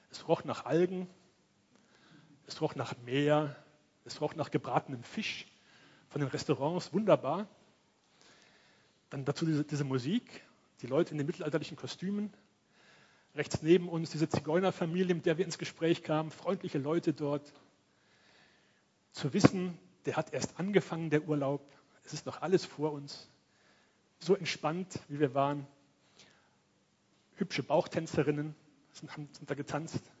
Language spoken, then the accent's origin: German; Cologne, North Rhine-Westphalia, Germany; born there; Ich komme ja aus Köln, bin da geboren.